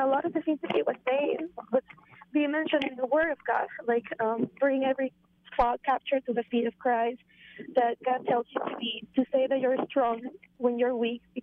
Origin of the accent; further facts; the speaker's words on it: Peru; moved away; I'm from Peru, and my mom and my sisters are in Peru